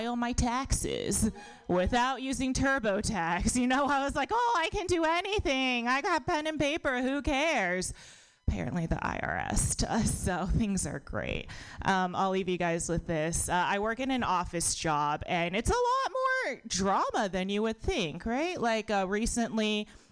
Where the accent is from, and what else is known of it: United States; born or raised there